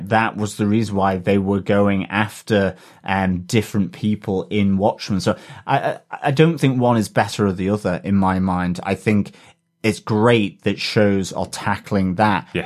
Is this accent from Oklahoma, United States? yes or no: yes; Oklahoma, United States; I'm originally from Oklahoma, and every time I hear about it, I'm freshly disgusted by the racist jerks, past and present.